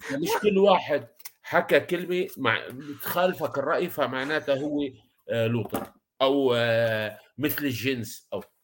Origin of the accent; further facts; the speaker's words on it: Iraq; نفس الشيء عندنا بالعراق اللي بقبق